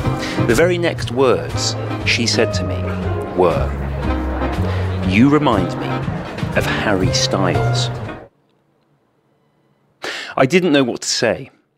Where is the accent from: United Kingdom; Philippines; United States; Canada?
United Kingdom; Wales; accent: Welsh; also born or lived in England; My dad's English, and I grew up in England till I was six. By this stage, only the faintest traces remain of the weak Welsh accent I once had. Putting on the Wales shirt, I'm asserting my national affiliation to myself as much as anyone else.